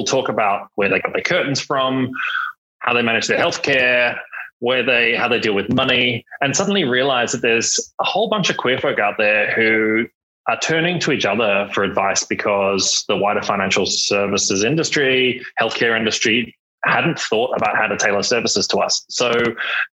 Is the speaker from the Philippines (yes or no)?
no; Australia; moved away as an adult; also born or lived in London; I grew up in Australia, spent 15 years in London